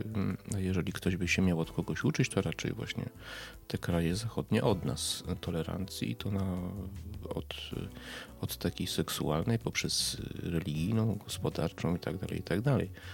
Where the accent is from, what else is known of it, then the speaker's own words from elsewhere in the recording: Poland; jestem Polakiem i cieszę się, że jestem Polakiem i cieszę się, że nie urodziłem się w Niemczech, we Francji, w Anglii czy w Stanach Zjednoczonych, tylko tutaj